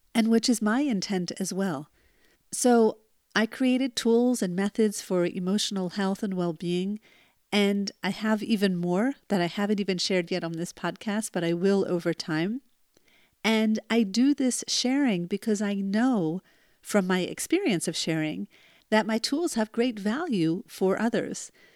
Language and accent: English; New Jersey, United States; when I was born in New Jersey